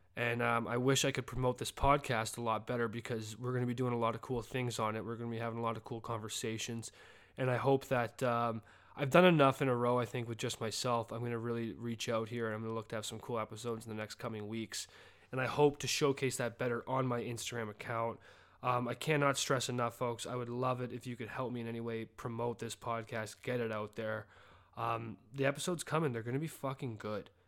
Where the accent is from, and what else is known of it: Calgary, Alberta, Canada; born or raised there; moved away as an adult; now in Birmingham, United States